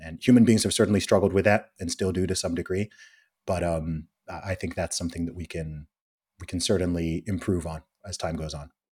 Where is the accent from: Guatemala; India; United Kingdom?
United Kingdom; England; I'm from England